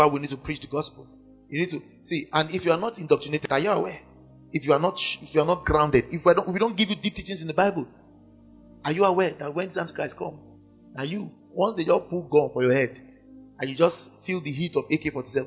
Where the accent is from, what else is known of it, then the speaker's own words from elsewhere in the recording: Kano, Kano State, Nigeria; I grew up in Kano